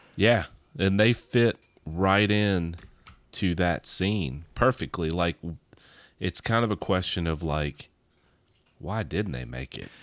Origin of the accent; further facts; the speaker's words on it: Kentucky, United States; We're from Kentucky